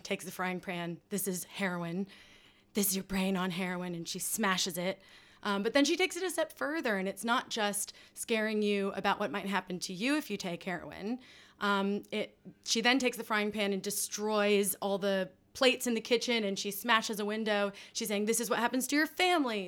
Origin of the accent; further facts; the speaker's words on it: United States; moved away; that I grew up with in the States